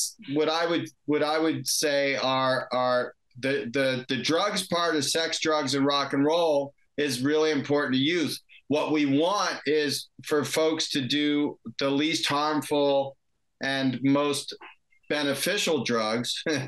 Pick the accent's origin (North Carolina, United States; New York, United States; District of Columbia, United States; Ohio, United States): District of Columbia, United States; Washington; moved away as an adult; also born or lived in California; I grew up in Washington, D.C. area, and I went to college in California